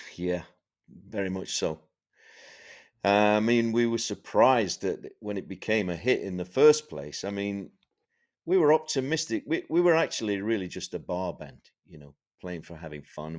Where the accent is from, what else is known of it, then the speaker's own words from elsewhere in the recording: Sheffield, Yorkshire and the Humber, United Kingdom; I grew up in Sheffield in the north of England